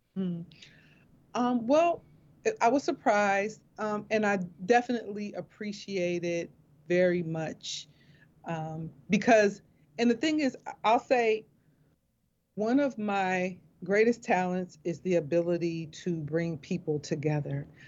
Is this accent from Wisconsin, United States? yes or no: yes; Milwaukee, Wisconsin, United States; moved away as an adult; also born or lived in Philadelphia; I am born and raised in Milwaukee, Wisconsin